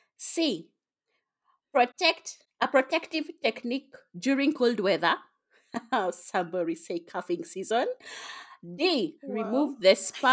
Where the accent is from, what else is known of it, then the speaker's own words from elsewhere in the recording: Kenya; I'm a Kenyan